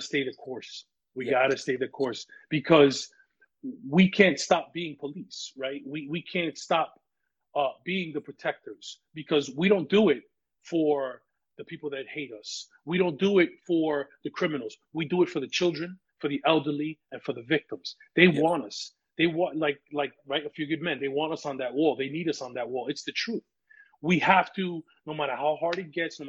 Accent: New York City, New York, United States; now in Orange County, New York, United States; I was born and raised in the Bronx

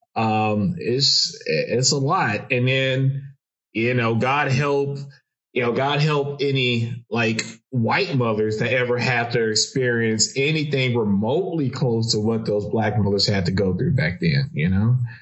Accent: Chicago, Illinois, United States; I'm from Chicago

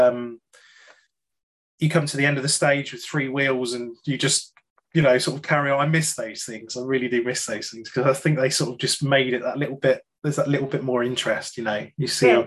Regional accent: United Kingdom; being a Brit

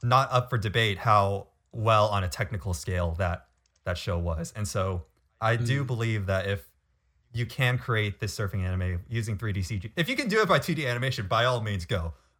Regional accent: California, United States; growing up in California, I was always a water rat

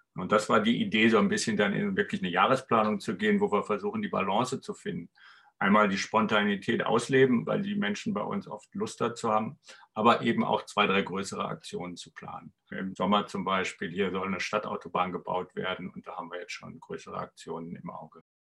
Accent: Erlangen, Bavaria, Germany; Ich bin aus Erlangen. Komischerweise bin ich dann in Nürnberg gelandet bei XR.

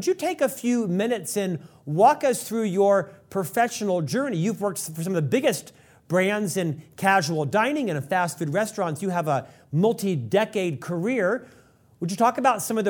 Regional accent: Orlando, Florida, United States; when I was raised in Orlando

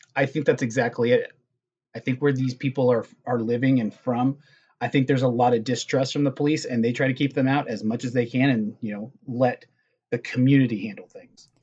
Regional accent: Southern California, United States; we're from Southern California

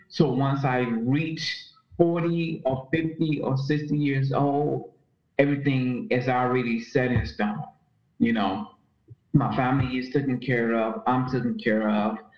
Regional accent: Chicago, Illinois, United States; also born or lived in Robbins, Illinois / Gary, Indiana; I am from the United States of America, from Chicago, Illinois. Um, I have lived in several places in Chicago, Illinois. Um, I originate from the south side, the south suburbs of Illinois, um, Robbins, Illinois. Um, grew up also in Indiana, Northwest Indiana, Gary, Indiana.

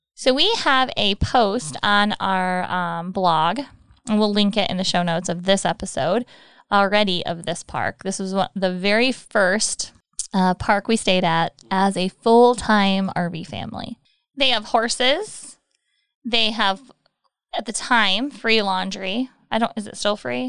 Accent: Michigan, United States; moved away as an adult; I'm from Michigan

